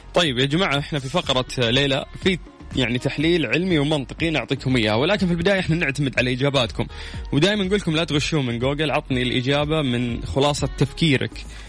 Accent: Saudi Arabia; عندنا في السعودية

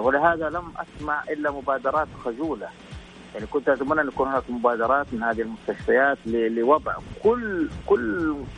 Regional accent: Saudi Arabia

